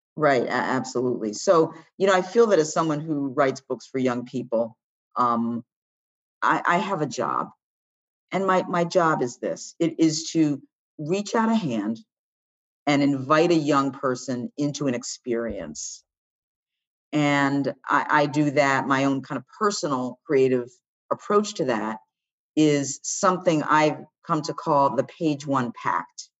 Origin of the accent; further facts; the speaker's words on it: Washington, District of Columbia, United States; And I was born in Washington, D C.